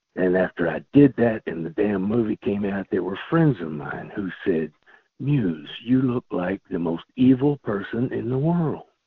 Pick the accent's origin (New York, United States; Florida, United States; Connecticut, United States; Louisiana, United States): Louisiana, United States; South; also born or lived in Los Angeles, California; now in Kentucky, United States; I grew up in South Louisiana in a family of storytellers